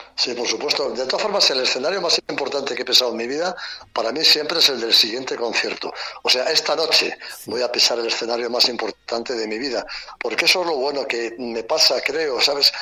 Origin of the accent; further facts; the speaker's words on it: Madrid, Community of Madrid, Spain; soy tan querétaro como madrileño prácticamente